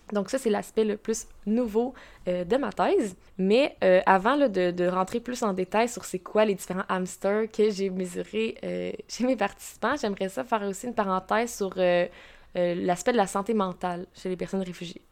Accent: Quebec, Canada; also born or lived in Trois-Rivières; je suis, je suis québécoise, euh, je suis à la Trois-Rivières depuis 25 euh, ans

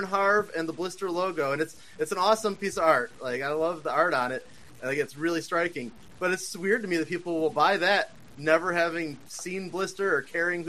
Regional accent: Chicago, Illinois, United States; I come from the Chicagoland area.

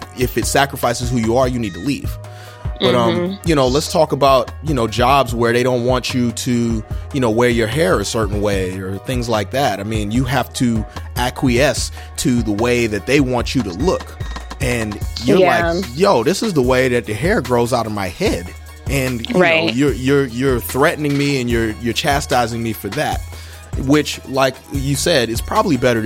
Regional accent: Charleston, South Carolina, United States; moved away as an adult; I'm from Charleston. Charleston, they have their own dialect, that Geechee language, all that stuff like that.

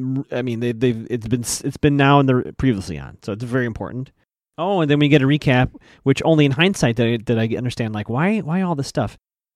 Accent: Chicago, Illinois, United States; I grew up in Chicago

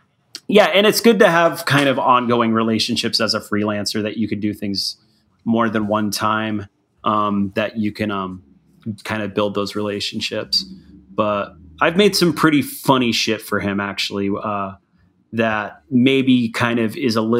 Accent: Tucson, Arizona, United States; I'm from Tucson

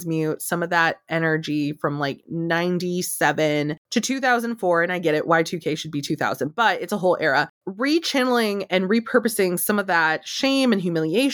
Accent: United States; I am American. I am Mexican. I am both

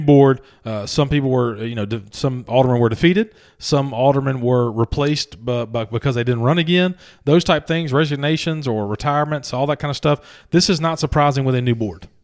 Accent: Louisiana, United States; moved away; junior high, we call it in Louisiana, at least in my hometown

